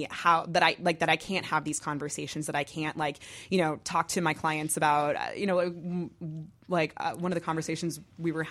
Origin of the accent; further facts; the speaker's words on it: New Jersey, United States; it's because I'm from Jersey.